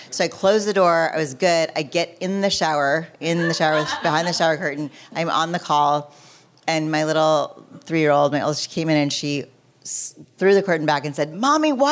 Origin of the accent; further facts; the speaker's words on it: Michigan, United States; moved away; I was born in Michigan.